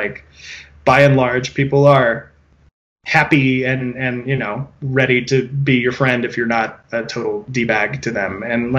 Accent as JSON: {"language": "English", "region": "California", "country": "United States", "said": "a Californian"}